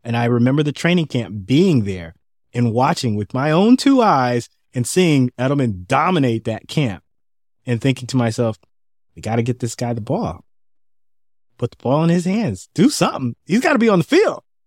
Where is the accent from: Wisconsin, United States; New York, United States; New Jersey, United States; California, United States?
California, United States; San Francisco; I'm from San Francisco